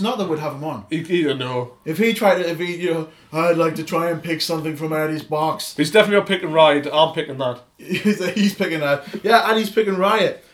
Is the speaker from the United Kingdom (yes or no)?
yes; Newcastle upon Tyne, North East England, United Kingdom; accent: Geordie; I am proper Geordie